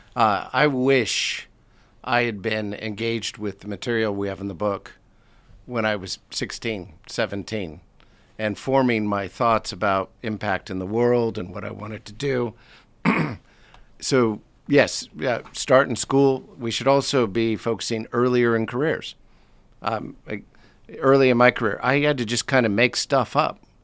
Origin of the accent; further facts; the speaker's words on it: United States; moved away as an adult; now in London, United Kingdom; I was born in the States, uh, came over here about twenty-eight years ago for a one-year assignment